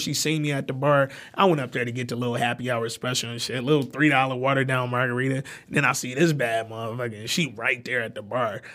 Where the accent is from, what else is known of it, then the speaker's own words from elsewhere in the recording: Detroit, Michigan, United States; also born or lived in Alabama; I'm not from New York. I was born in Alabama. I was raised in Detroit